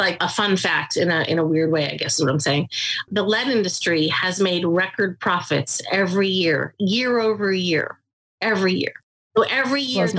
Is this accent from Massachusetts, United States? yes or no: yes; near Boston, Massachusetts, United States; I grew up near Boston